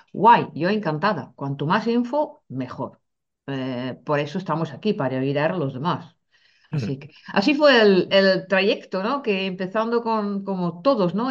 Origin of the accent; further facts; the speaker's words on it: Netherlands; now in Spain; siendo holandesa